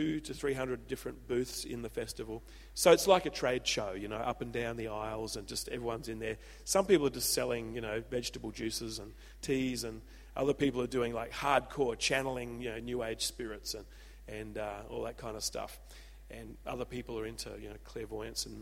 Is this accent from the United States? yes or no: no; Adelaide, South Australia, Australia; now in Byron Bay, Australia; I'm an old Adelaide boy